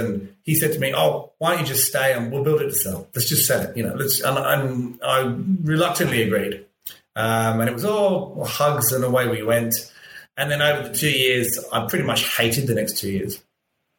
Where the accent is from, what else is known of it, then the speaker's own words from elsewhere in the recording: London, United Kingdom; moved away as an adult; now in Australia; I'm from London